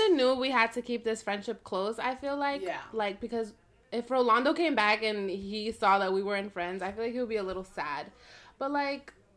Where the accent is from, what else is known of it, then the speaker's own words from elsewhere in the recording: Newark, New Jersey, United States; I was born in Newark, the ghetto. But I was raised in a white town